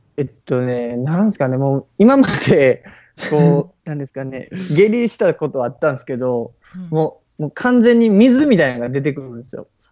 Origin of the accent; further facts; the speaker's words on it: Toyonaka, Osaka, Japan; 大阪の豊中っていうところ